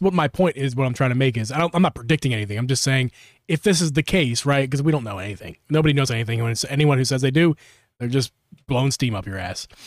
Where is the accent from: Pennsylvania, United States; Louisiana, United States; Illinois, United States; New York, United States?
Pennsylvania, United States; Philadelphia; my home, my home state, home city